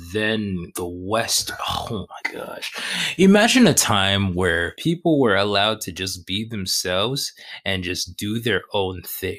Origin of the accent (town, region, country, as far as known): Canada